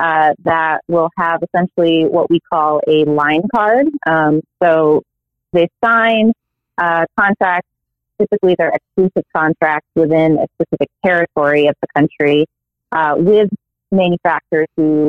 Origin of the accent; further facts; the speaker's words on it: upstate New York, United States; I am from New York, from upstate New York actually.